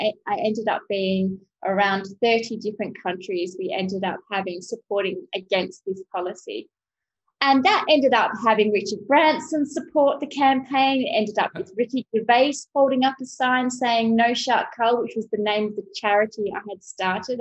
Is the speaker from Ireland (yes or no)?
no; Australia; moved away as an adult; also born or lived in Abu Dhabi; now in United Arab Emirates; I was back in Australia, which is my hometown